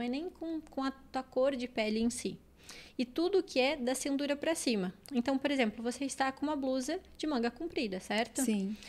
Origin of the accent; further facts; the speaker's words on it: Uruguay; moved away as an adult; eu era uma menina de 19 anos que vim do, do Uruguai, de uma cidade pequena do interior